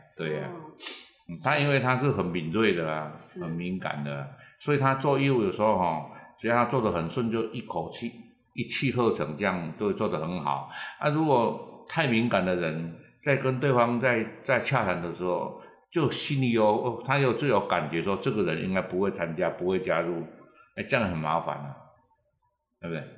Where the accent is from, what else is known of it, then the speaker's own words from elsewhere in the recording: Taiwan; 我们其实台湾人